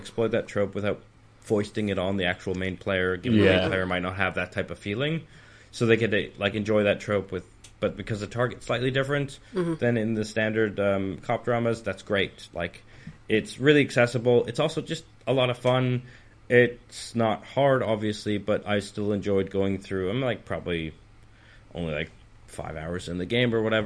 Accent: Canada; now in United Kingdom; I'm Canadian

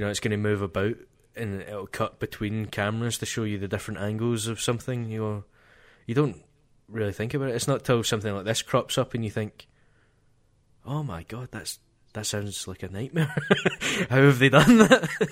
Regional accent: Scotland, United Kingdom

